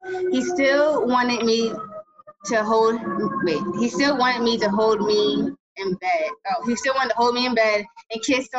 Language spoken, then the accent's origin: English; Los Angeles, California, United States; I'm a 14 Island gal, immigrant, cancer, nurse, weed smoker raised in South Central LA.